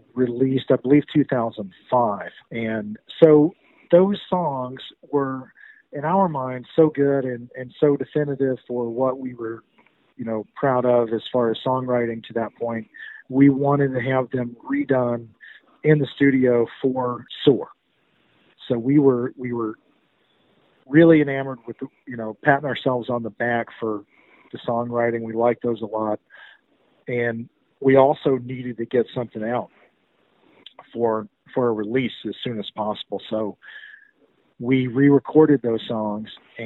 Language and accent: English; the South, United States; also born or lived in Chattanooga area, Tennessee / Charlotte, North Carolina; most of us that were born and raised in the South at that time